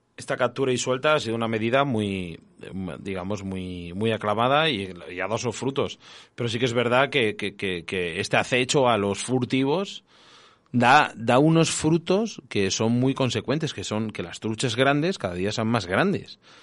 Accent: Castile and León, Spain; yo soy de Castilla León

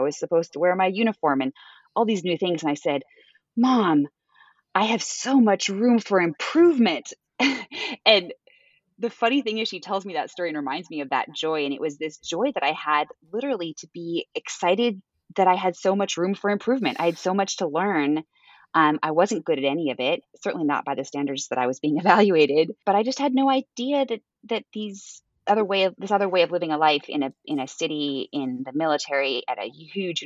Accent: Edmonds, Washington, United States; moved away as an adult; also born or lived in Boston; I was born and raised in Seattle, in a smaller town called Edmonds, and never left.

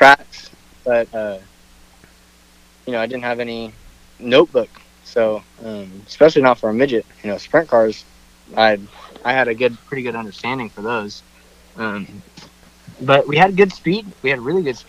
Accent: West Coast, United States; I'm from the West Coast

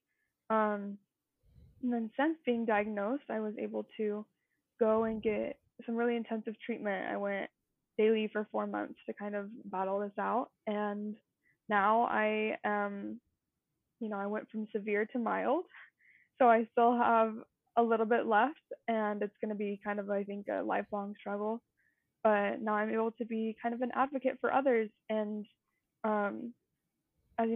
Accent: Utah, United States; So I grew up here in Utah and I've lived here forever

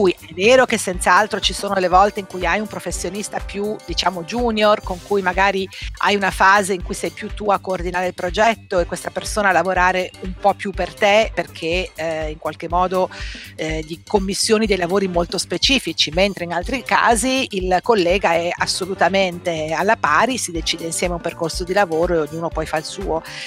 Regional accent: Treviso, Veneto, Italy; moved away; io sono di Treviso, non volevo restare a Treviso

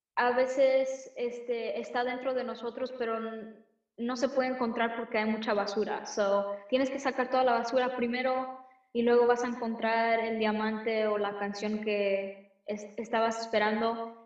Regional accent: United States; Spanish is a second language; mis papás son de México, yo soy de aquí de los Estados Unidos, pero obviamente tengo sangre mexicana.

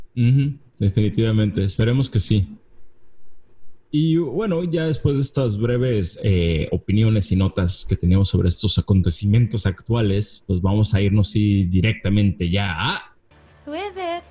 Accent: Mexico; como mexicano podemos entender

